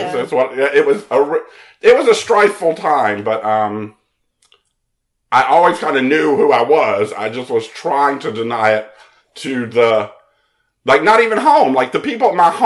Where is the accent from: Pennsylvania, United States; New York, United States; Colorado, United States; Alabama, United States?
Alabama, United States; Mobile; I'm from Mobile, Alabama.